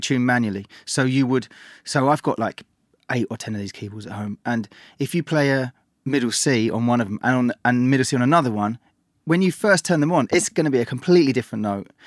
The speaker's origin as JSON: {"language": "English", "region": "London", "country": "United Kingdom", "tie": "born or raised there", "said": "I grew up in East London and could listen to pirate radio"}